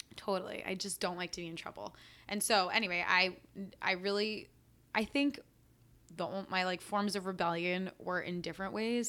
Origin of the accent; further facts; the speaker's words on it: San Francisco, California, United States; also born or lived in New York City / Bloomfield, New Jersey; I grew up in San Francisco